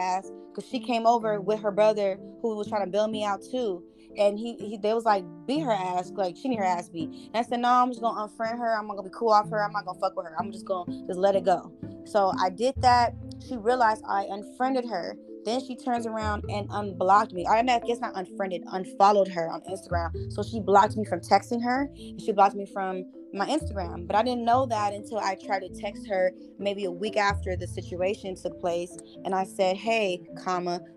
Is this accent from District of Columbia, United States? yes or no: no; Memphis, Tennessee, United States; I was raised in Memphis, Tennessee